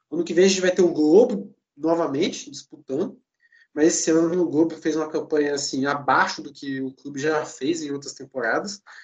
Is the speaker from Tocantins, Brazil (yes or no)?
no; Espírito Santo, Brazil; eu sou do Espírito Santo